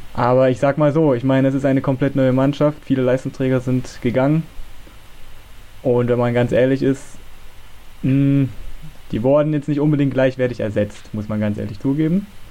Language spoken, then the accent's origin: German; Germany; bin aus Nähe Leipzig, ist eigentlich zwischen Leipzig und Halle